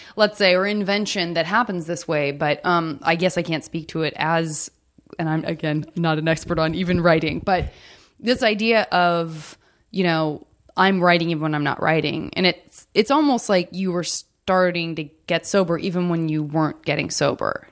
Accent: Arizona, United States; now in Los Angeles, United States; I'm from Arizona

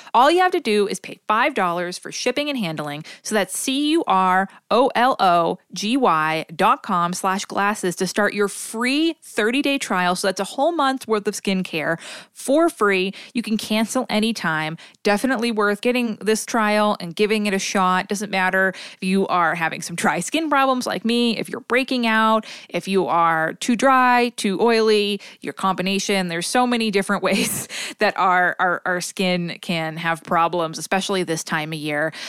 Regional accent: Northeast Massachusetts, United States; where I grew up in Massachu, in Northeast Massachusetts, everyone that I knew called it a Yankee swap

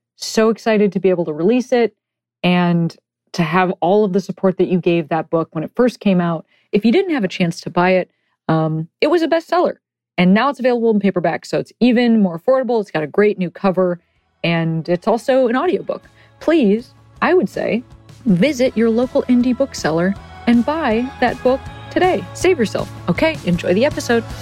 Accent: Chicago, Illinois, United States; moved away; I'm from Chicago

